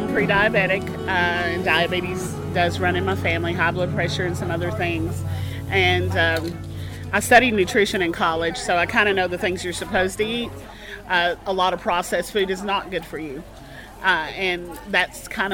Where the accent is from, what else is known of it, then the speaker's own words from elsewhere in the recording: Knott County, Kentucky, United States; now in Letcher County, Kentucky, United States; I currently live here in Letcher County in Craft Collie, and I'm originally from Knott County